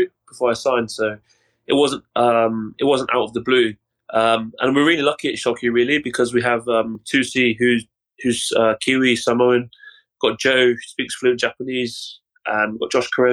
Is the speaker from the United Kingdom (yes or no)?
yes; Cornwall, South West England, United Kingdom; born and raised in a place called Cornwall, which is the south of England